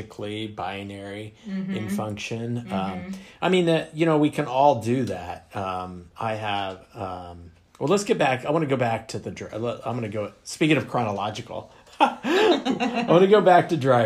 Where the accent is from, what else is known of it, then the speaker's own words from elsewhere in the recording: Western Kansas, United States; moved away; I'm from Kansas